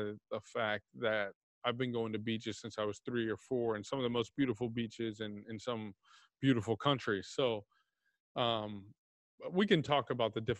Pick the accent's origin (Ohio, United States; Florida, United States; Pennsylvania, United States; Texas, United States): Texas, United States; Plano; moved away as an adult; also born or lived in Indiana; I actually living and growing up in Dallas